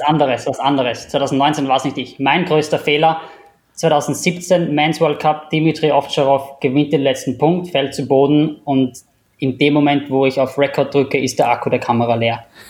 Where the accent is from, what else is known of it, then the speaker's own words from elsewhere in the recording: Upper Austria, Austria; moved away as an adult; also born or lived in Vienna, Austria; now in Singapore; ich bin, bin aus Oberösterreich, bin dann nach der, nach der Matura nach Wien gezogen